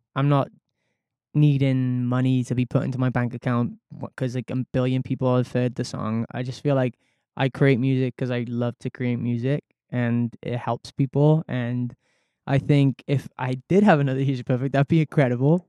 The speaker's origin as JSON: {"language": "English", "region": "Wales", "country": "United Kingdom", "said": "my mom and dad are Scottish, so I was from Wales, so I never really got to see my family all that much"}